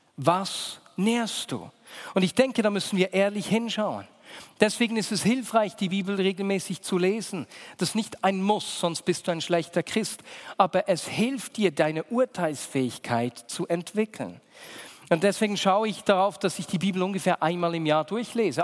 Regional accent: Bern, Switzerland; Weil ich bin in dieser Gemeinde aufgewachsen, in der Vinia Bern. Meine Eltern haben diese Gemeinde gegründet.

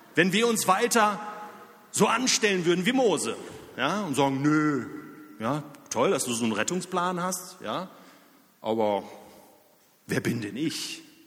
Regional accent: near Dortmund, North Rhine-Westphalia, Germany; also born or lived in Zürich; now in Lörrach, Germany; Ich selbst komme aus der Nähe von Dortmund

